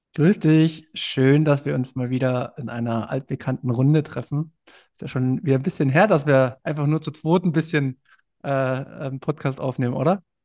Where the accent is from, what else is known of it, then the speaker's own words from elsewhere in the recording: Görlitz region, Saxony, Germany; moved away; in meiner Heimat Region